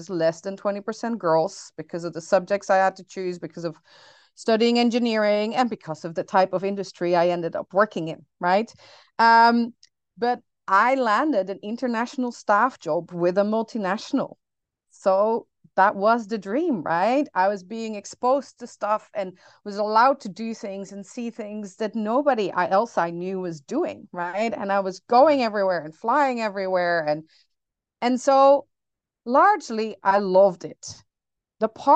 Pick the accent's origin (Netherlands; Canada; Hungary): Netherlands; now in New Orleans, United States; I grew up in the Netherlands, hence the name